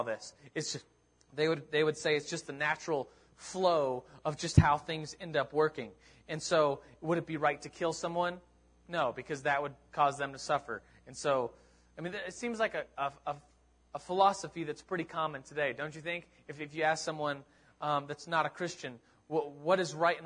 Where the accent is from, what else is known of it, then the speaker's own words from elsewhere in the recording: United States; I'm from America